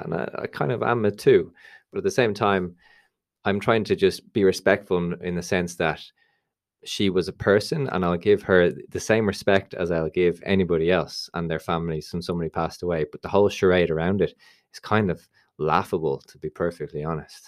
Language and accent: English; Dublin, Leinster, Ireland; I'm obviously from Dublin